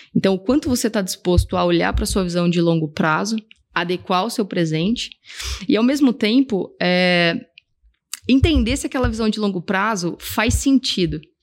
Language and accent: Portuguese; Brazil; also born or lived in Scotland; agora voltei para o Brasil, quero arrumar uma empresa onde eu use o meu inglês